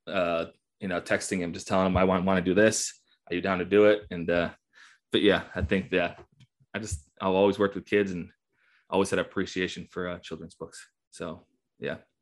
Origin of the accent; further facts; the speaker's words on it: Buffalo, New York, United States; now in Morgantown, United States; I was born and raised in the Western New York area